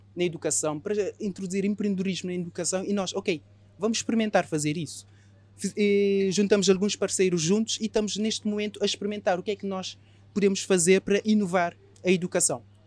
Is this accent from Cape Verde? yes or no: yes; Cape Verde; moved away as an adult; now in Portugal; Aos 18 anos eu saí de Cabo Verde e vim para Portugal.